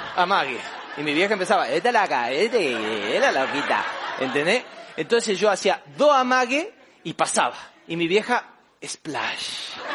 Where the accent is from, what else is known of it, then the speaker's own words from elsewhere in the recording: Famaillá, Tucumán, Argentina; also born or lived in Buenos Aires; en mi pueblo, allá en Famayá, Tucumán, Argentina, yo soy del interior